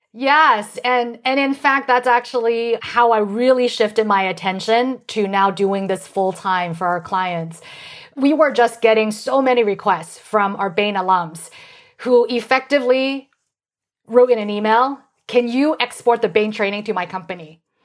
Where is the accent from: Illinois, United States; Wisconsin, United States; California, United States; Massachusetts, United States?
California, United States; San Francisco; I grew up in San Francisco and my parents are getting older